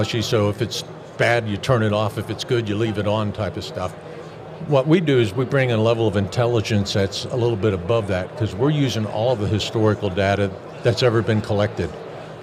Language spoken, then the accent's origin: English; Berks County, Pennsylvania, United States; I grew up in the Amish country in Pennsylvania